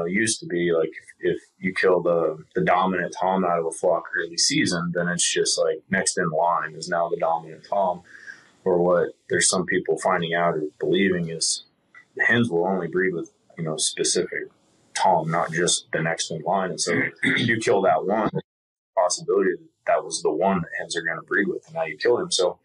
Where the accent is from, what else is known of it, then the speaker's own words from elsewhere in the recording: Kansas, United States; moved away; I grew up in Kansas, so just just different terrain, different challenges.